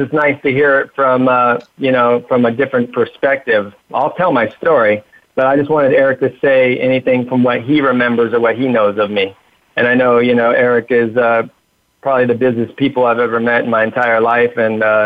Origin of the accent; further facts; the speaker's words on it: Huntington Beach, California, United States; I was raised in Huntington Beach, California in 1980